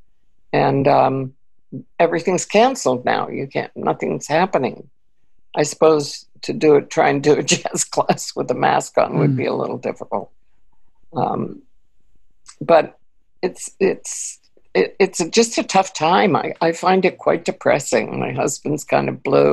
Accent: Connecticut, United States; also born or lived in Austria; I grew up in New England, you know, in Connecticut

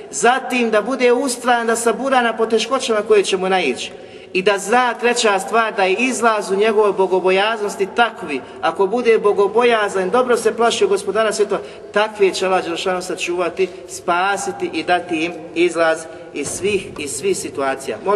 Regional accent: Bosnia & Herzegovina

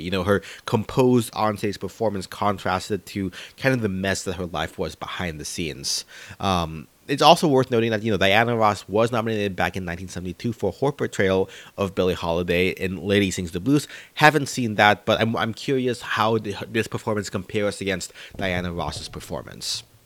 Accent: Philippines; moved away; our own home country of the Philippines

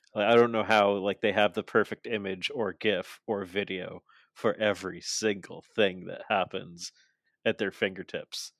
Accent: Canada; I'm Canadian

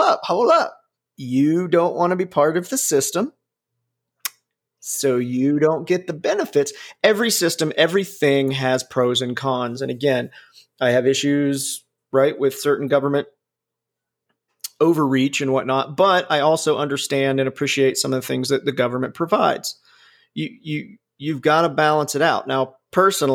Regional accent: Ohio, United States; moved away; also born or lived in Alabama; I was from Ohio

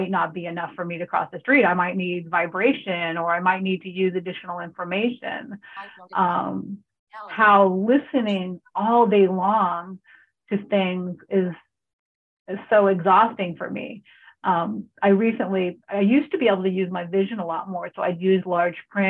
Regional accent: California, United States; moved away; also born or lived in Hawaii; I grew up in California

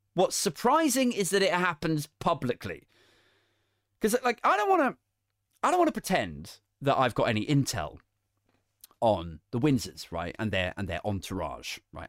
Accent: the Home Counties, South East England, United Kingdom; I'm a white guy from the home county

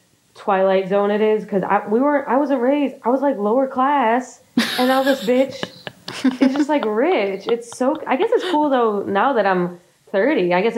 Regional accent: outside of Buffalo, New York, United States; Outside of Buffalo, in like the wealthiest town outside of Buffalo.

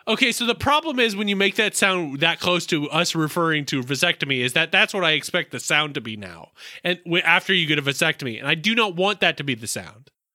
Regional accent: the South, United States; I'm from the South

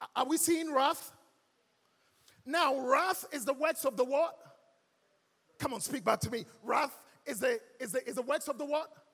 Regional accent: Ghana; accent: Ghanaian; moved away; also born or lived in London; I was born and raised in our lovely mother Ghana. And I grew up here in Ghana

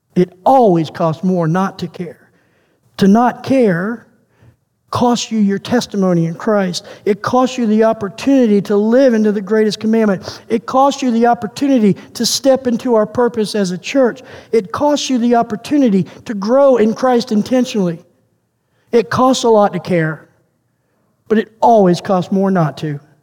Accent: United States; now in Canada; as an American

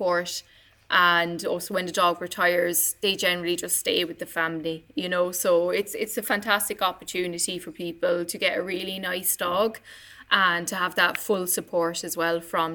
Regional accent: Ballincollig, Munster, Ireland; I grew up in Ballincollig, so I grew up down the road from Irish Guide Dogs anyway.

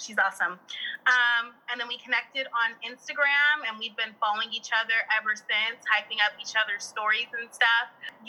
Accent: Bay Area, California, United States; moved away as an adult; now in Sacramento, United States; I'm from the Bay Area. And there are so many black and brown people in the Bay Area, but Sacramento is white as hell. And that's when I realized like, damn, like I'm black, like I'm hella black.

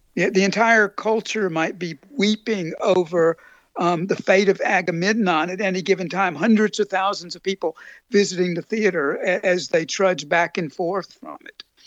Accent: Appalachia, United States; moved away as an adult; also born or lived in South (US) / New Orleans; now in Germany; I was born in Appalachia, and then drift down to the Mississippi Delta and live in New Orleans

